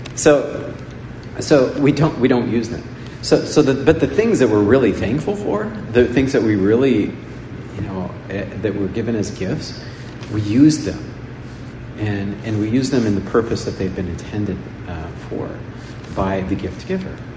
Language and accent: English; United States; In, in the United States, we tend to attach and pronounce the R and attach it to everything